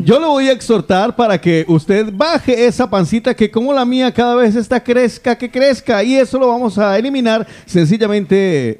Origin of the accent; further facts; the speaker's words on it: Guarromán, Andalusia, Spain; moved away; allá, en mi tierra querida